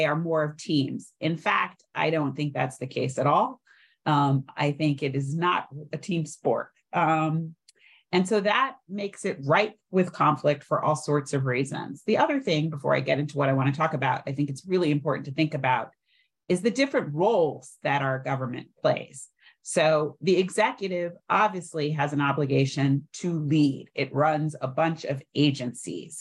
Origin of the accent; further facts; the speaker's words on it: New York, United States; I'm a New Yorker